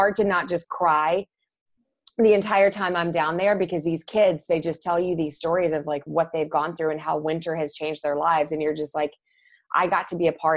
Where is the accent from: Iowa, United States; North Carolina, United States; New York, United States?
North Carolina, United States; moved away as an adult; now in Los Angeles, United States; I'm originally from North Carolina